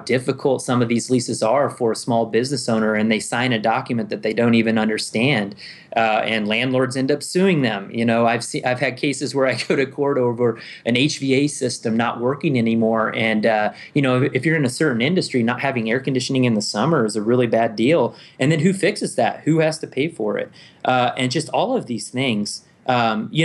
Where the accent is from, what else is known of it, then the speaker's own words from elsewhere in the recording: Omaha, Nebraska, United States; moved away as an adult; also born or lived in Fort Worth, Texas / Colorado Springs, Colorado; I was born and raised in Nebraska. Most of my family comes from small towns you probably never heard of, but I grew up in Omaha.